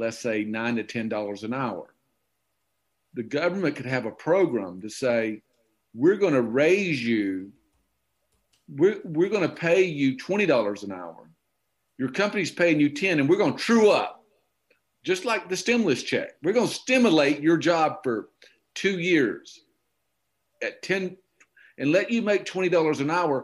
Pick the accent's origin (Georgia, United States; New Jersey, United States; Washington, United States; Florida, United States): Georgia, United States; Okefenokee Swamp; born or raised there; moved away